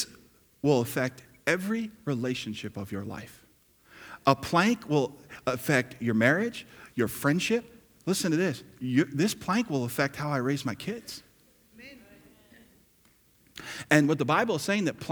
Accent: New Jersey, United States; I grew up in New Jersey and lived there

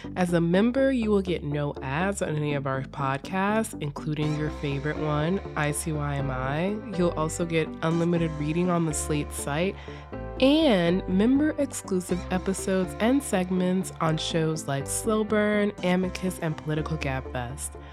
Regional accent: the South, United States; accent: Southern; my Southern accent

